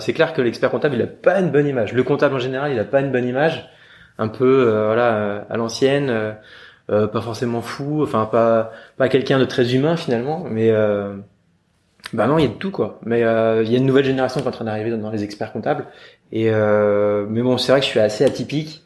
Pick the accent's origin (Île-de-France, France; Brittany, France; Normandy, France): Île-de-France, France; Yvelines, Paris suburbs; also born or lived in London; j'ai vécu de manière très classique, euh, en banlieue parisienne, euh, voilà, à l'ouest de Paris, dans les Yvelines